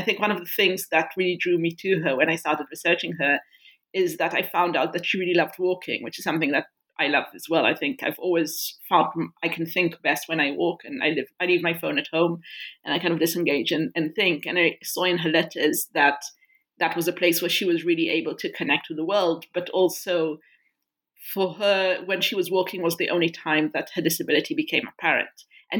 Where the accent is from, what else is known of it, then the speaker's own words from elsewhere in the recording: Israel; I was raised in Israel, and I was a human rights and peace activist throughout my teenage years and beyond that.